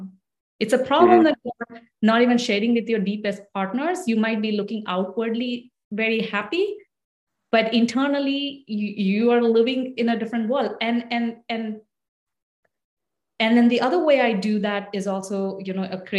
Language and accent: English; India; moved away as an adult; now in United States; ever since I grew up in India, I moved away from India when I married my husband.